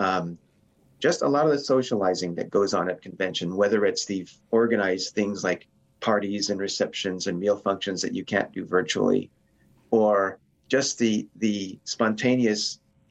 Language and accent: English; Turlock, California, United States; moved away as an adult; now in San Francisco Bay Area, United States; in Modesto, California, which is near my hometown